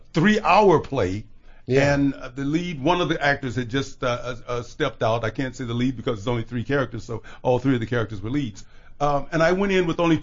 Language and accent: English; Chicago, Illinois, United States; growing up in Chicago